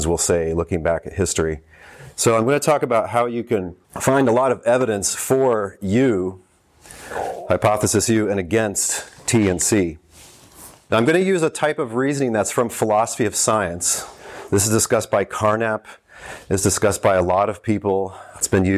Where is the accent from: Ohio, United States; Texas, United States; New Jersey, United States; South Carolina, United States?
Texas, United States; I grew up in Texas